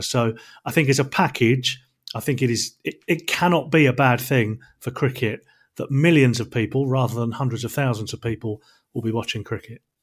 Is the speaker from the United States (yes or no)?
no; England, United Kingdom; being an Englishman